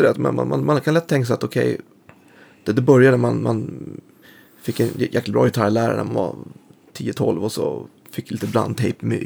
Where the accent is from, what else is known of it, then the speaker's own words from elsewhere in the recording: Bålsta, Uppsala County, Sweden; also born or lived in Stockholm; Bålsta, mm. norr om. Så att, född i Stockholm men, men mm. uppväxt där. Och det var ju liksom en ännu mer mindre och isolerad ort än det är idag. Nu är det lite mer förort pendlars-style.